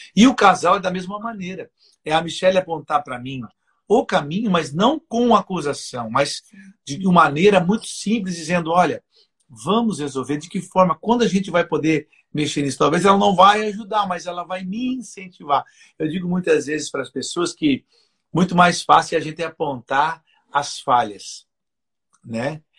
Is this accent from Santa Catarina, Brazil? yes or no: yes; Joinville, Santa Catarina, Brazil; eu nasci em Joinville